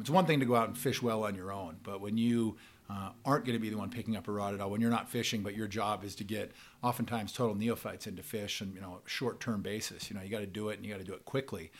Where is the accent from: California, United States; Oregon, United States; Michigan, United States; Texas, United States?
Oregon, United States; Bend; moved away; I grew up in Bend, Oregon